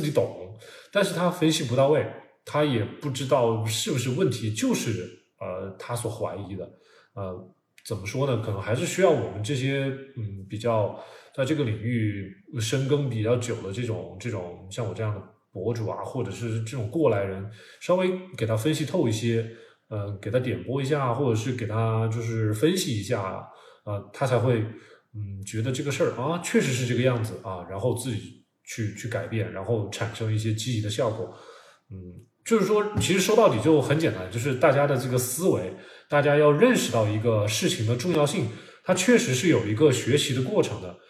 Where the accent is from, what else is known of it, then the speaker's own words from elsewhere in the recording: China; 我们中国人